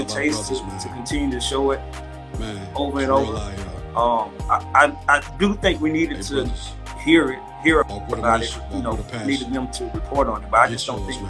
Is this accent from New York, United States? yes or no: no; Golden Triangle, Mississippi, United States; we're from the Golden Triangle